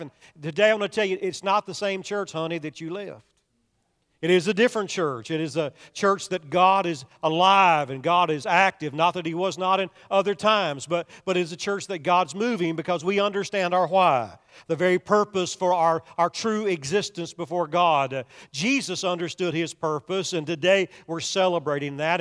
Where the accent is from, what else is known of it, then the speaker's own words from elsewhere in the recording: Kentucky, United States; I'm from Kentucky